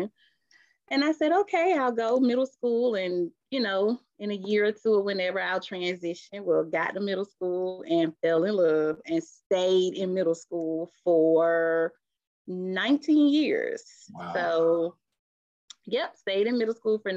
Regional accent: Decatur, Georgia, United States; also born or lived in Albany, Georgia; I am from Decatur, Georgia. I went to Southwest DeKalb High School

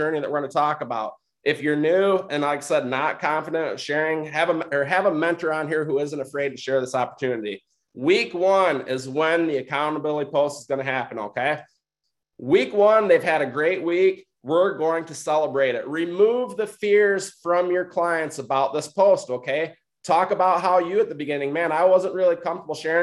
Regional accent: Michigan, United States; I'm from Michigan. I'm not from Oklahoma.

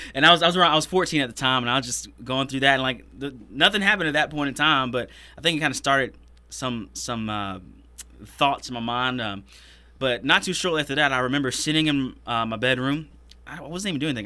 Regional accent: Greenville, South Carolina, United States; I was born and raised in Greenville

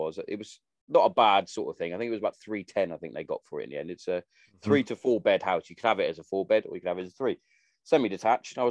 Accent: Hereford, West Midlands, United Kingdom; also born or lived in Wales; My family, we're all from Hereford

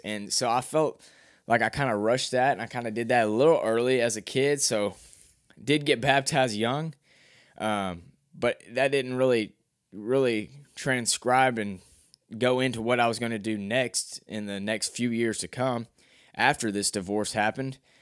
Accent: Cabot, Arkansas, United States; I'm from Cabot, Arkansas, Calbutt, Arkansas

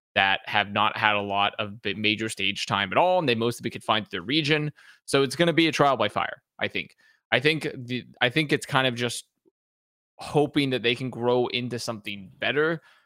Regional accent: the South of the US, United States; growing up in the South of the U S

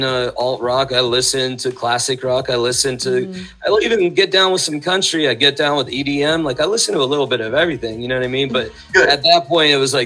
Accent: San Mateo, California, United States; I went to school in San Carlos, but I grew up in San Mateo.

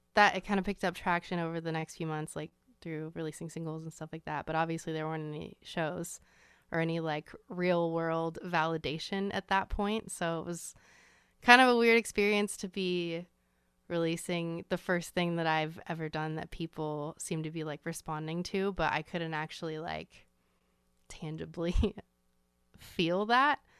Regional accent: Phoenix, Arizona, United States; also born or lived in Austin, Texas; I was born in Austin, so I came out to Phoenix when I was about eleven, um, and kinda, like, I bounced back and forth between the two a little bit

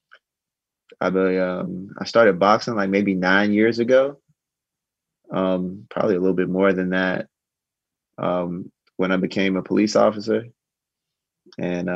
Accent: Columbia, South Carolina, United States; also born or lived in St. Matthews, South Carolina / Rock Hill, South Carolina; I grew up in Columbia, South Carolina. That's where I'm from

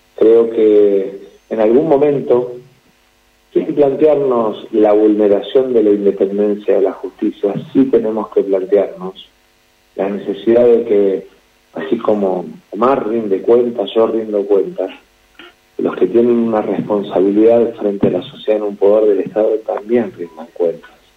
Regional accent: Argentina; como argentino

